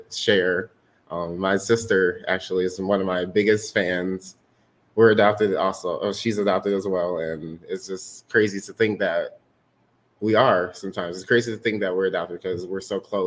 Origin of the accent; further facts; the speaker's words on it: Lansing, Michigan, United States; also born or lived in Detroit, Michigan; I was born in Detroit, Michigan, and I was adopted here in Lansing, Michigan when I was about 8 years old